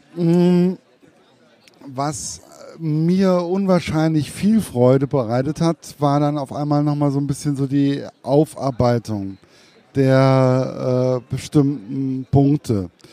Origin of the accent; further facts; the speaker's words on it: Hesse, Germany; Als Hesse